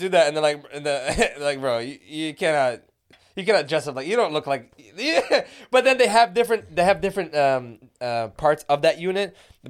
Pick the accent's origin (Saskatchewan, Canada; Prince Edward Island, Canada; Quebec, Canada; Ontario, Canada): Quebec, Canada; Montreal; moved away as an adult; also born or lived in Israel; I was born in Montreal.